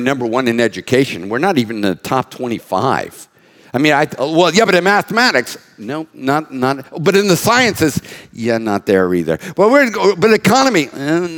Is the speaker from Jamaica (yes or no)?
no; United States; an American that's been around since 1959